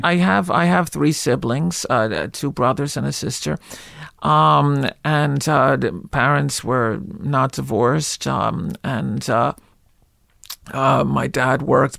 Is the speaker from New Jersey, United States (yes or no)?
yes; Livingston, New Jersey, United States; accent: Jewish; also born or lived in Newark; I was born in Newark, but I, I grew up in, in, in, uh, lily white Livingston